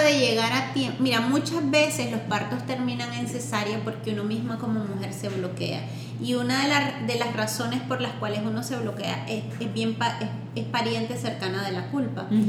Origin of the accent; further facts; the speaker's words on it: Nicaragua; moved away; also born or lived in Washington, D.C.; yo vengo de Nicaragua